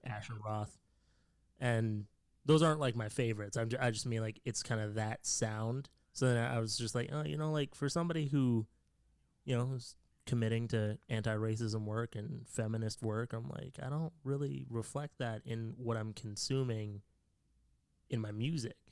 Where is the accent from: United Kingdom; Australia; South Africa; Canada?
Canada; I'm Canadian